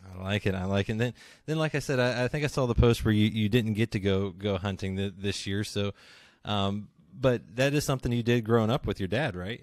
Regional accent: West Virginia, United States; I grew up in West Virginia

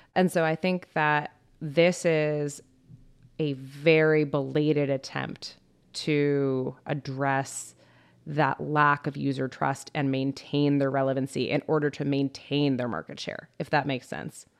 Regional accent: United States; I'm an American

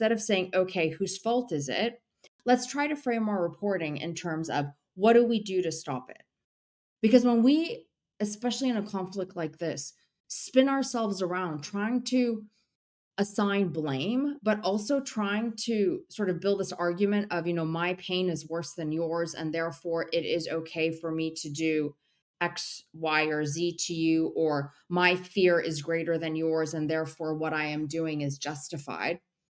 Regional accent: United States; I was driven into, you know, journalism because I am Syrian American, and 9/11 had happened, and the anti-Arab rhetoric was just out of control.

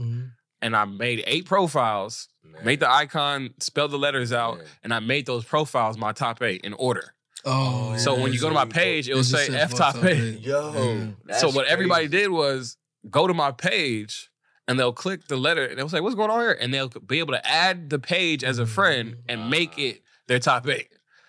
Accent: Covina, California, United States; I was born and raised in the Los Angeles greater area.

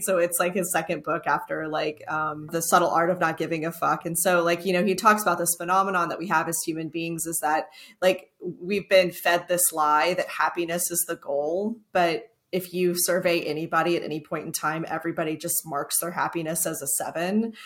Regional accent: Texas, United States; I'm also Texan

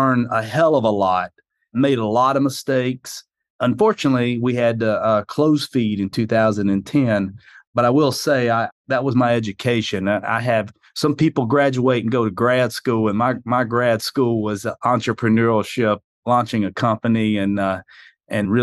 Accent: South Carolina, United States; accent: hillbilly; moved away as an adult; also born or lived in New York; I'm originally from South Carolina. That would explain this hillbilly accent I have

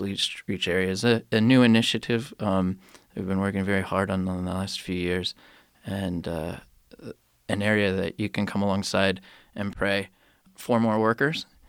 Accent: United States; moved away; as an American

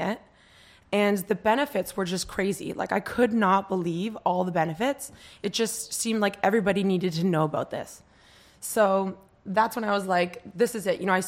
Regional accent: Canada; now in New York, United States; I'm from Canada, and I've been in New York for 10 years

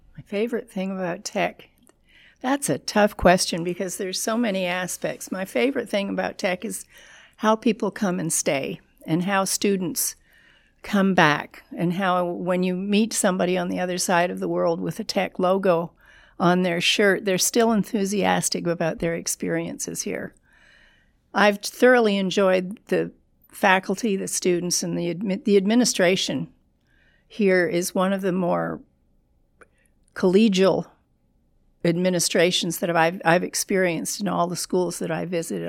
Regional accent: Toronto, Ontario, Canada; moved away as an adult; also born or lived in Tampa; now in Louisiana, United States; I was born and raised in Toronto

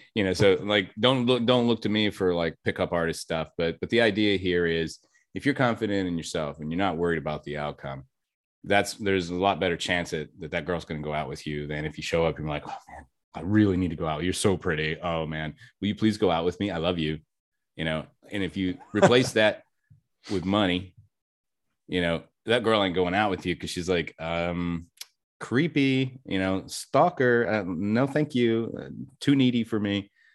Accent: Kentucky, United States; now in Texas, United States; I'm actually from Kentucky

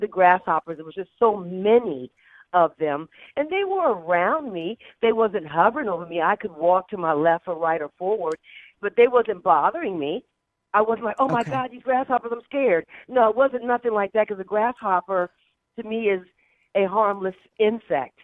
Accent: the South, United States; moved away; also born or lived in Alabama / Georgia; I was brought up in the South a little bit. So in Alabama and Georgia

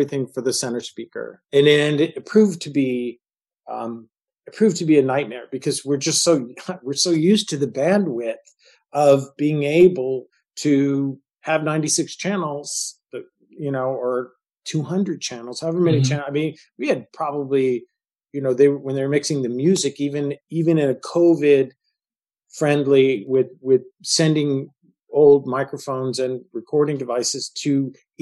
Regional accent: Marin County, California, United States; the Tamil Pious Theater, which is a theater that we grew up with in Marin County

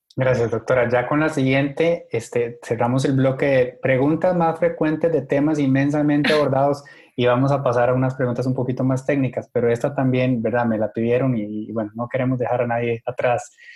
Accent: Costa Rica; yo como costarricense

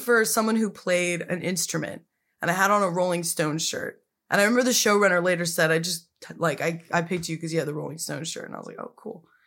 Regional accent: Pasadena, California, United States; moved away as an adult; also born or lived in New York / Glendale; I grew up in Pasadena

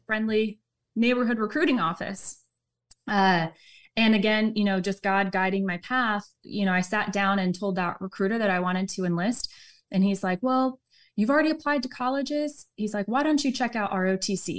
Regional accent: Southern California, United States; grew up Southern California

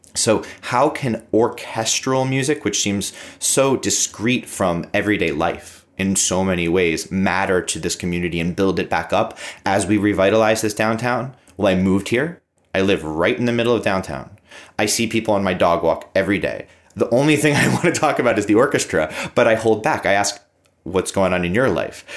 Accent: United States; as an American music director

